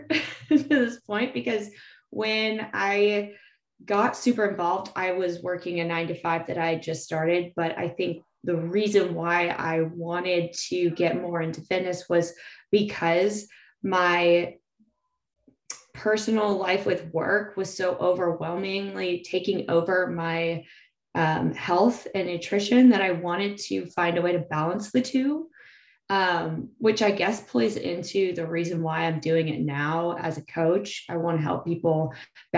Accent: Salinas, California, United States; now in San Diego, United States; … and I grew up together in Salinas, so hometown buddies

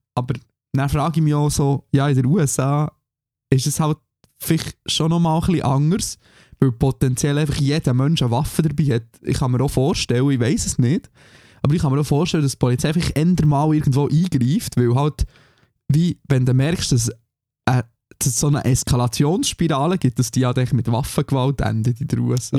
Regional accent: Switzerland; now in Germany; für mich als Schweizer

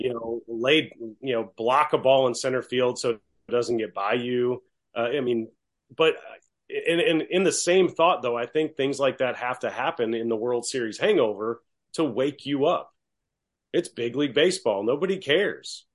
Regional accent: Baton Rouge, Louisiana, United States; I'm from Baton Rouge.

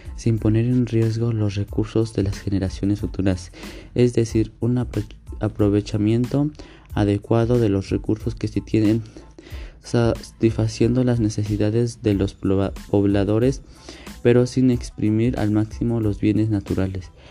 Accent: Atlacomulco, State of Mexico, Mexico; soy de Mando del Río, Atlacomulco, México

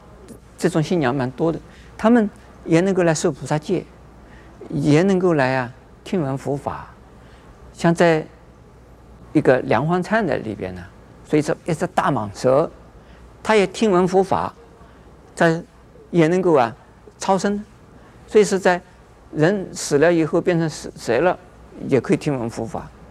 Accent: China; 那我们中国人知道是玩猴把戏，母为猴而冠，猴子可以。

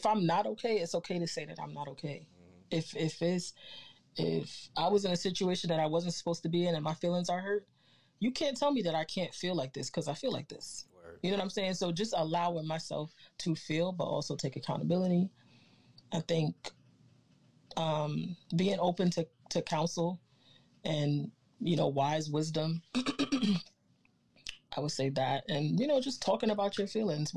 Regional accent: Jersey City, New Jersey, United States; also born or lived in Trinidad and Tobago; I'm definitely a Jersey girl

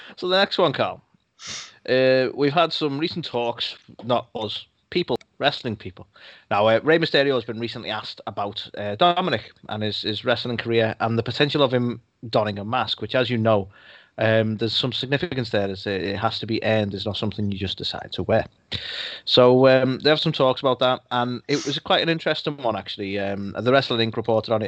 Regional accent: United Kingdom; I'm British

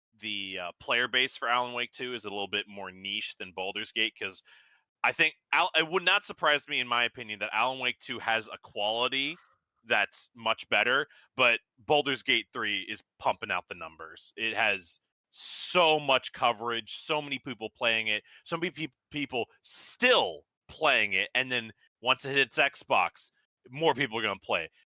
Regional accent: United States; as an American

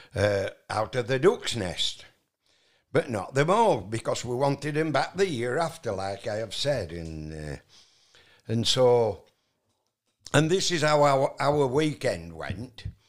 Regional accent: Barnoldswick, North West England, United Kingdom; moved away; also born or lived in Mittersill, Austria; I was born in the West Riding of Yorkshire

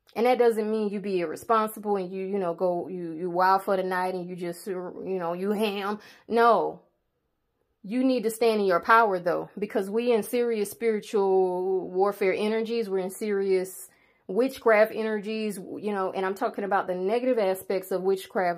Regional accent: the South, United States; I'm from the South

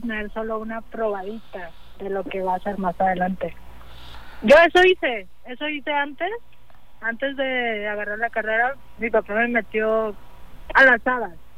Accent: Manzanillo, Colima, Mexico; yo soy de Manzanillo, aquí, bueno, yo nací en Colima, pero toda mi vida prácticamente he vivido en Manzanillo.

